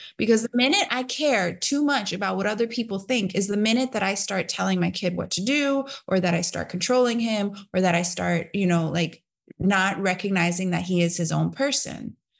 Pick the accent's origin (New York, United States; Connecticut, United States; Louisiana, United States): New York, United States; New York City; I grew up in New York City in a time where it was like, yeah, it was kinda dangerous